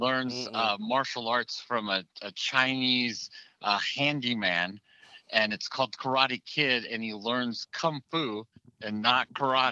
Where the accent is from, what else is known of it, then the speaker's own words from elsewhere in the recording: Okinawa, Japan; moved away; I'm from Okinawa